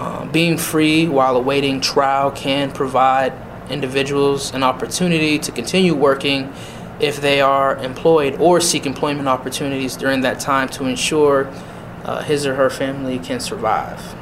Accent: Erie, Pennsylvania, United States; also born or lived in Massachusetts / Edinburgh; I am born and raised in Erie, Pennsylvania

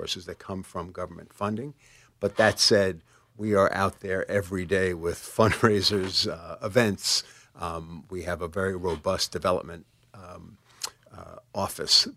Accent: New York City, New York, United States; I was born in the Bronx

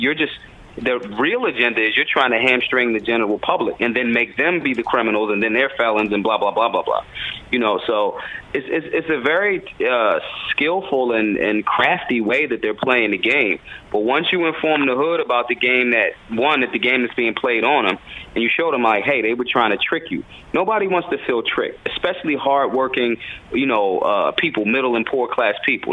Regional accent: Philadelphia, Pennsylvania, United States; I'm from Philadelphia

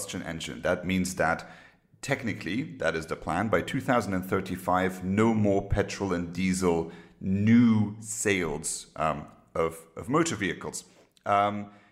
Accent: Luxembourg; My home country, Luxembourg

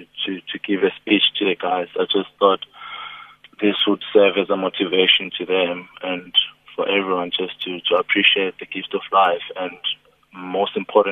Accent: South Africa; I'm still a South African footballer in a professional league

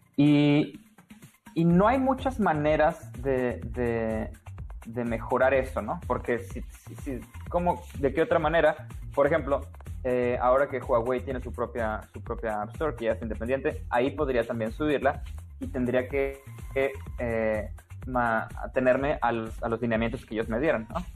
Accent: Tampico, Tamaulipas, Mexico; moved away as an adult; also born or lived in India / United States / Germany; estudié programación eh, en, Tampico, de donde yo soy.

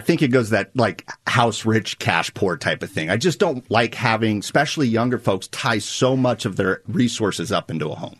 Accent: Nebraska, United States; I'm from Nebraska

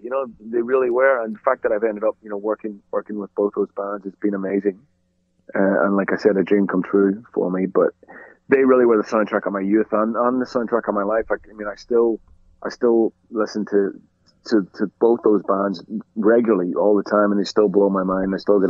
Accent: Ireland; I mean, it was really two bands for me, being Irish, and they were both Irish bands, you know, just because they belonged to us, you know.

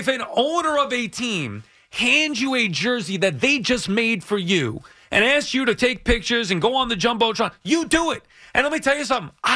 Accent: Long Island, New York, United States; I'm from Long Island

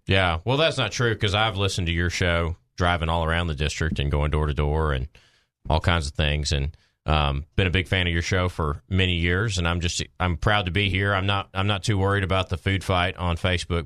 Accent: Maumelle, Arkansas, United States; in my hometown

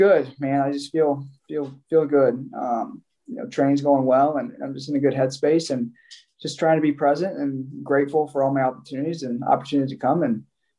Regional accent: Southwest Iowa, United States; moved away as an adult; also born or lived in Southeast Nebraska; now in Pennsylvania, United States; I spent my whole life in Iowa, you know, grew up in Southwest Iowa, crossed the river to go to high school

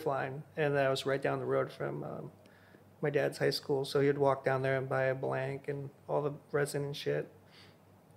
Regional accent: Hawaii, United States; I was born and raised in Hawaii

